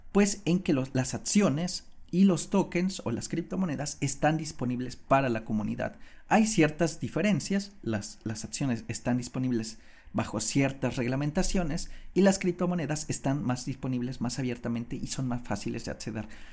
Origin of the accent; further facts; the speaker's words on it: Mexico; moved away as an adult; por ahí del 2015 yo salí de mi país, que yo soy de México